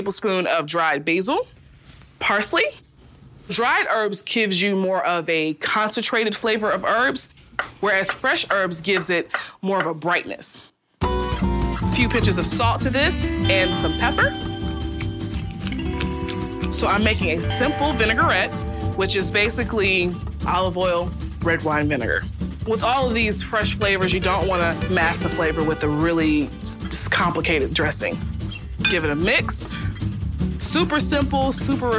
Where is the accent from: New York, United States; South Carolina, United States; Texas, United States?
South Carolina, United States; Charleston; moved away as an adult; also born or lived in New Jersey